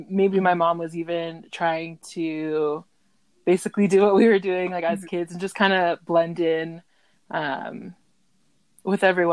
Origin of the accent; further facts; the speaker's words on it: Deltona, Florida, United States; Alexis and I grew up in Deltona, Florida